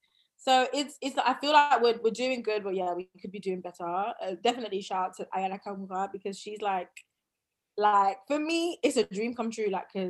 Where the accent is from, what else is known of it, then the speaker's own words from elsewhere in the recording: southeast suburbs of Paris, Île-de-France, France; now in London, United Kingdom; But obviously me, I grew up in France, like, and I still, you know, listen to some French music and everything.